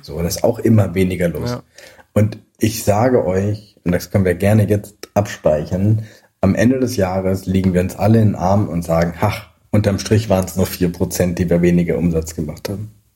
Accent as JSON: {"language": "German", "area": "Alsace", "region": "Grand Est", "country": "France", "tie": "born or raised there", "also_born_or_lived": "Scandinavia", "moved": "yes", "said": "ich bin eben teilweise in Frankreich und im Elsass aufgewachsen, an der Grenze geboren."}